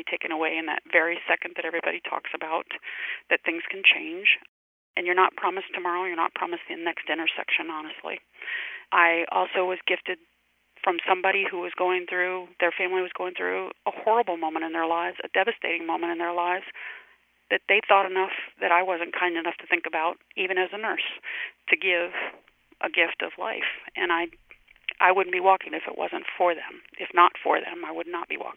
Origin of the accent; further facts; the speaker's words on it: Louisiana, United States; moved away; also born or lived in Richmond, Virginia / Maryland; I'm originally from Louisiana